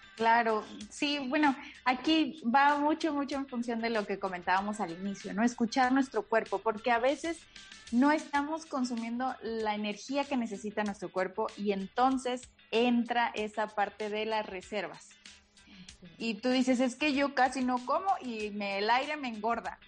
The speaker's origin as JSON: {"language": "Spanish", "region": "Veracruz", "country": "Mexico", "moved": "yes", "said": "soy jarocha"}